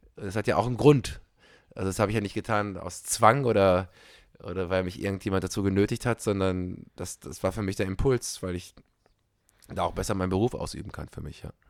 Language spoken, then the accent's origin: German; Belgium; moved away; also born or lived in Germany; als Belgier